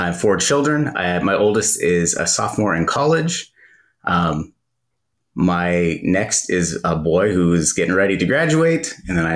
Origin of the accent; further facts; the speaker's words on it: California, United States; I'm from California